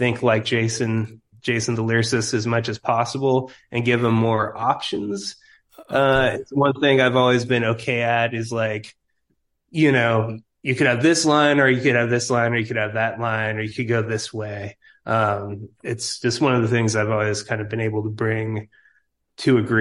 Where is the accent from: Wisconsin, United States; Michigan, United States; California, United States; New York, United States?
California, United States; East Bay Area; also born or lived in San Francisco; now in Humboldt, United States; I'm from the Bay Area. Originally, I was from the East Bay Area.